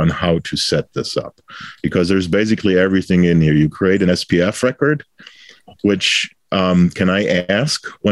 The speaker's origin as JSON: {"language": "English", "town": "Bitburg", "region": "Rhineland-Palatinate", "country": "Germany", "tie": "born or raised there", "also_born_or_lived": "El Paso, Texas", "moved": "as an adult", "lives_now": "United States", "said": "I was born in Bitburg, Germany, which is a beer town. So the Bitburger Brauerei was actually my first employer as a student"}